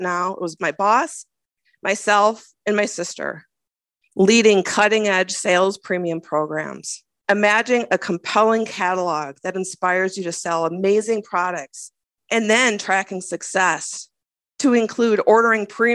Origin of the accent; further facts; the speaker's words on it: Minnesota, United States; As a Minnesotan